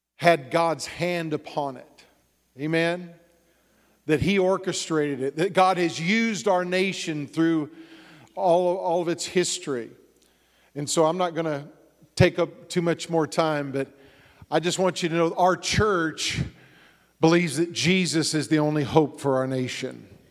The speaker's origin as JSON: {"language": "English", "region": "Texas", "country": "United States", "tie": "born or raised there", "said": "I grew up in Texas"}